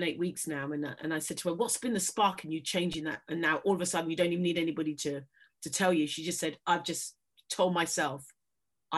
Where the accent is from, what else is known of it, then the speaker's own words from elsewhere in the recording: London, United Kingdom; moved away as an adult; also born or lived in Middle East / Canterbury; now in Devon, United Kingdom; being a Londoner born and bred